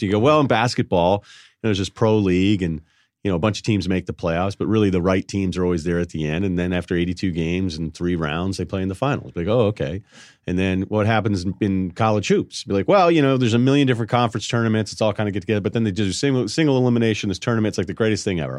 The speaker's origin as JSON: {"language": "English", "region": "Massachusetts", "country": "United States", "tie": "born or raised there", "also_born_or_lived": "Connecticut / Vermont", "moved": "as an adult", "said": "I was born in Connecticut, Massachusetts high school, Vermont college, and then I went back to Connecticut for, like, ten years."}